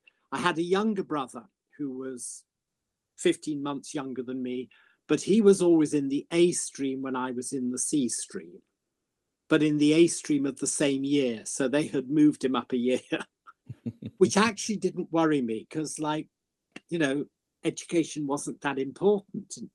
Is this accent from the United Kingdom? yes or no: yes; Birmingham, West Midlands, United Kingdom; I'm originally from Birmingham